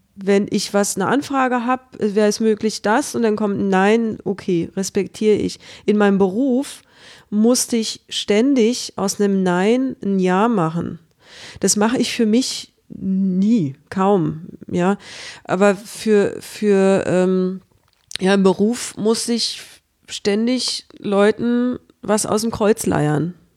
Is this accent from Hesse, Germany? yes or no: no; Berlin, Germany; moved away as an adult; also born or lived in Stuttgart; Im Krankenhaus Berlin-Friedrichshain geboren. Und ich habe immer in Friedrichshain gelebt